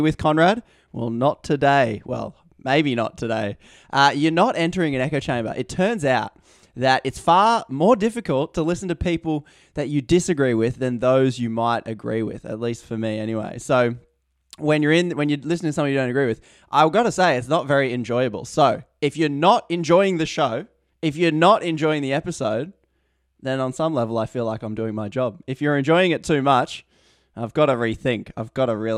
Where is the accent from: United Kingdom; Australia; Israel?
Australia; I'm Australian. I live in Australia.